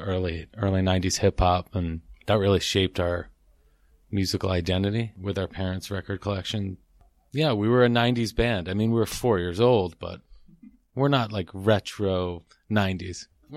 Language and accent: English; Bay Ridge, New York, United States; because I'm from New York and we all grew up here. We're originally from Bay Ridge